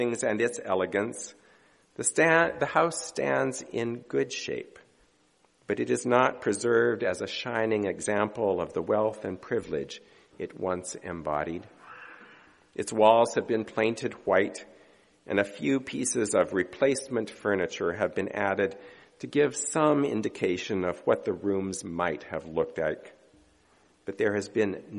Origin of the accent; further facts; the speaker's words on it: United States; we Americans